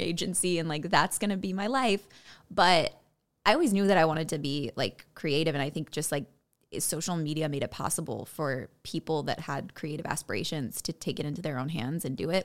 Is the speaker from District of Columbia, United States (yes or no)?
no; Buffalo Grove, Illinois, United States; moved away as an adult; now in Los Angeles, United States; I'm from Buffalo Grove, Illinois, uh, home of the cornfields